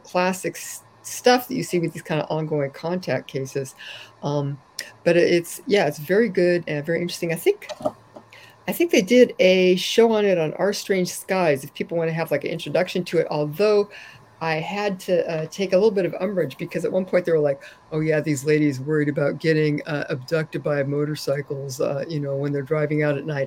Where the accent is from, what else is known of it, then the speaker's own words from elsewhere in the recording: California, United States; I grew up in California